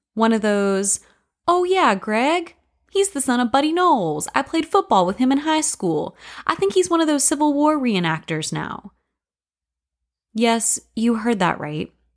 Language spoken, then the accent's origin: English; Lake City, Florida, United States; My hometown, Lake City, has hosted the yearly A Lusty Battle Festival